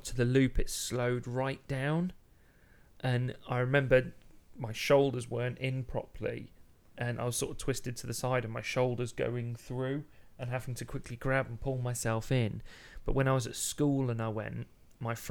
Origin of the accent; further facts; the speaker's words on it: Midlands, United Kingdom; growing up in the Midlands